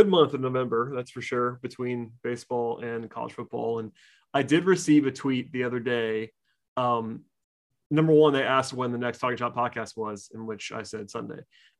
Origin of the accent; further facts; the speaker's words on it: outside of Atlanta, Georgia, United States; I grew up outside of Atlanta. I grew up firmly in UGA country